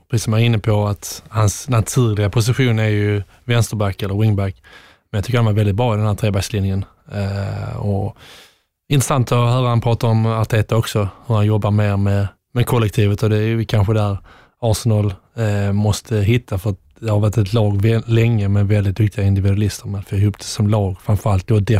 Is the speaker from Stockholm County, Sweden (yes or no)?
no; Skåne, Sweden; har man mandat som skåning och säger att man har lite problem med den skotska dialekten.